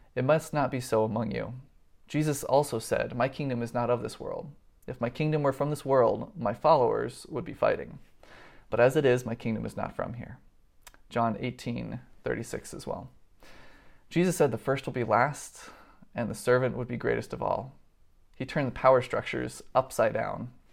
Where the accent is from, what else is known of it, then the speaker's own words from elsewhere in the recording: United States; I was born into a country that is economically and militarily on top